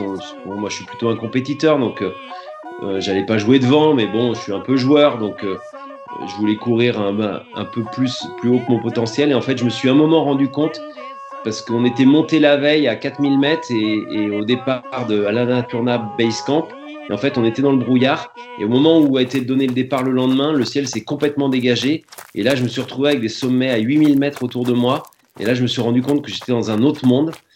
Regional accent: Nantes, Pays de la Loire, France; now in the Alps, France; j'étais de Nantes

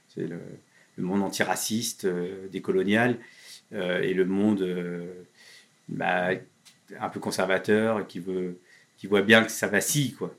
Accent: Le Havre, Normandy, France; moved away; au Havre, dans ma ville natale

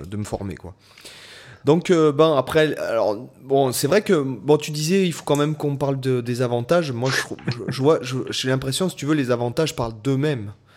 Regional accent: Toulon, Provence-Alpes-Côte d'Azur, France; à la base, je suis de Toulon

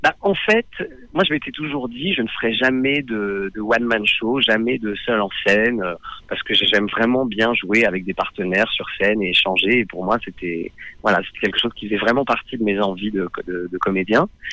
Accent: Nord-Pas-de-Calais, Hauts-de-France, France; j'ai passé mon enfance dans le Nord-Pas-de-Calais

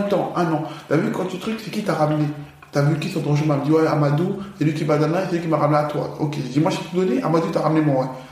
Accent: France; also born or lived in Paris / Villers-Cotterêts / Aulnay-sous-Bois; j'ai grandi dans le 02 à Villers-Cotterêts, grosse première partie de ma jeunesse. D'accord. La seconde partie, j'ai grandi à Aulnay-sous-Bois, chez ma tante

